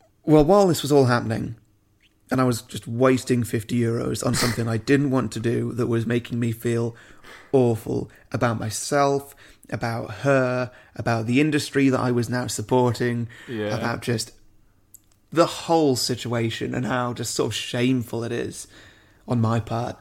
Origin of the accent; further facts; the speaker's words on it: United Kingdom; Yeah, of course. Yeah. I'm British.